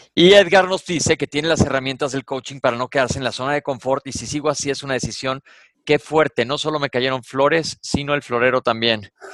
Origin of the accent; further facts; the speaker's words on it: Mexico; soy de México